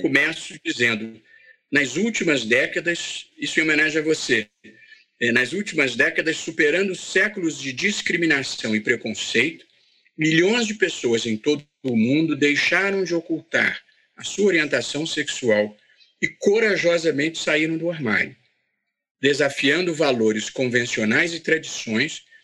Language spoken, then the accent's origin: Portuguese; Vassouras, Rio de Janeiro, Brazil; eu sou de Vassouras. Vassouras é uma adorável cidade no interior do Rio de Janeiro, fica duas horas do Rio